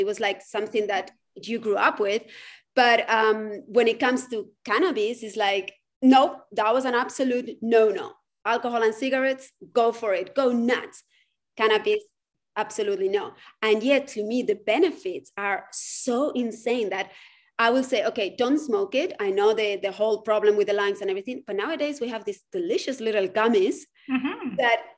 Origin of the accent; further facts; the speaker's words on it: Spain; moved away as an adult; now in United States; I grew up in Spain.